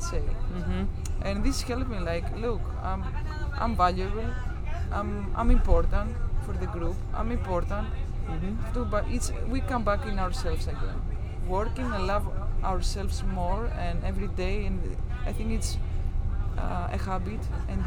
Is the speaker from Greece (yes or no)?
yes; Greece; English is a second language; also born or lived in Zaragoza; in my country